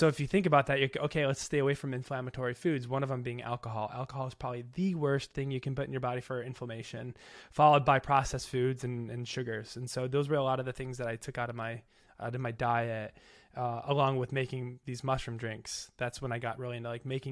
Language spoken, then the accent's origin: English; Chicago, Illinois, United States; moved away; I grew up in the South Side of Chicago